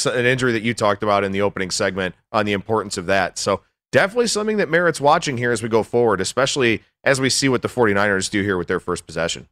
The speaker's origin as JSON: {"language": "English", "town": "Cleveland", "region": "Ohio", "country": "United States", "said": "I'm from Cleveland"}